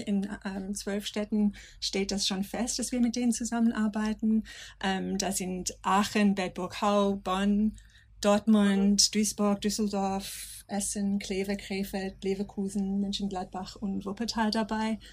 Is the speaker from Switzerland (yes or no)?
no; Australia; German is a second language; moved away as an adult; now in Germany; ich komme aus Australien